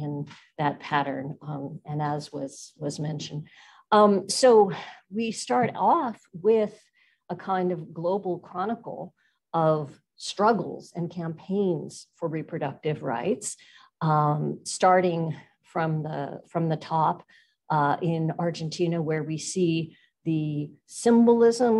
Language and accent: English; United States; an American political scientist